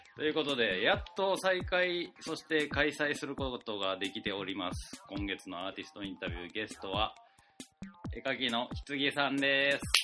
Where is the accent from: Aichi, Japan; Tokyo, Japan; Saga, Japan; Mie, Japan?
Mie, Japan; 俺の出身の三重県